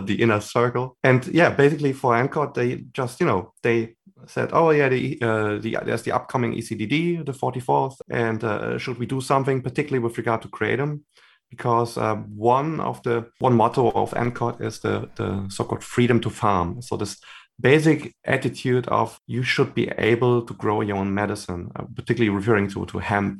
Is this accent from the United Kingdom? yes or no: no; Germany; I'm from Germany originally, and I'm also based now in Germany.